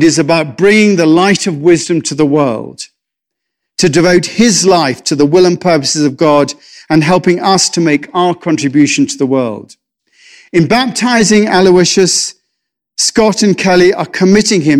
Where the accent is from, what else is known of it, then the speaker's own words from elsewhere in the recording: England, United Kingdom; I'm English